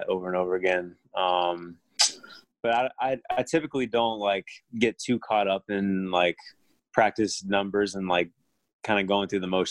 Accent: Orlando, Florida, United States; I grew up in Orlando.

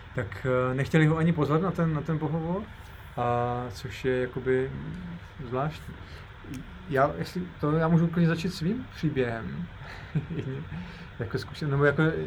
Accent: Ostrava, Moravian-Silesian Region, Czechia; ostravský horník, od, odkud pocházím

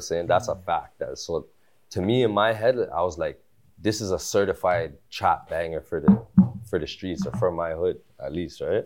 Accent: Toronto, Ontario, Canada; also born or lived in Malton, Mississauga, Ontario; I was born at Tobico General

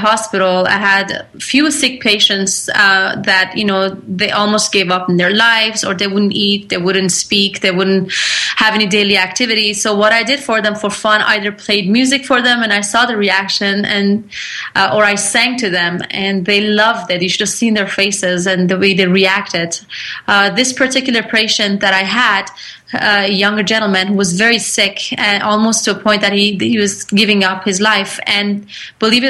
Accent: Toronto, Ontario, Canada; accent: mixture of Canadian, Persian, a little bit of Turkish; also born or lived in Iran / Turkey; I was raised here in Toronto, Canada

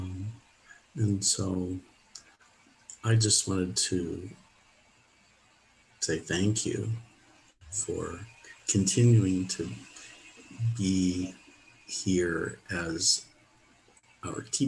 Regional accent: Pittsburgh, Pennsylvania, United States; I moved to Pittsburgh, my hometown

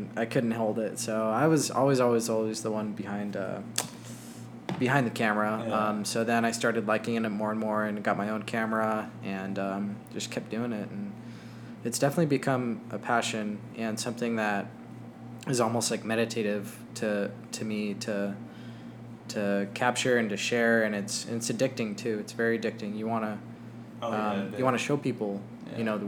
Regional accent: Albuquerque, New Mexico, United States; now in Phoenix, United States; I was born in Albuquerque, New Mexico

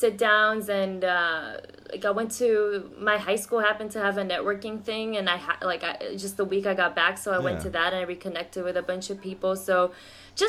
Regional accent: Miami, Florida, United States; also born or lived in Brazil; I grew up in Miami, and I went to University of Miami.

